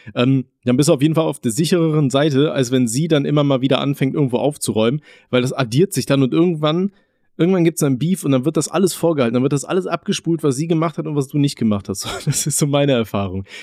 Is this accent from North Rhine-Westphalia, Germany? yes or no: yes; Aachen, North Rhine-Westphalia, Germany; moved away; bei uns in Aachen, da wo wir gewohnt haben